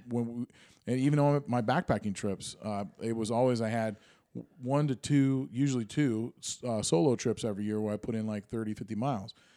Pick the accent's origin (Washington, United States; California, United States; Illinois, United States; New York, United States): Washington, United States; Granite Falls; I grew up in Granite Falls